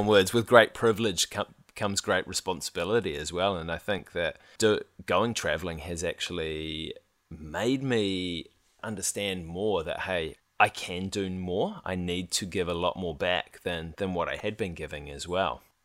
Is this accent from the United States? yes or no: no; New Zealand; we were from New Zealand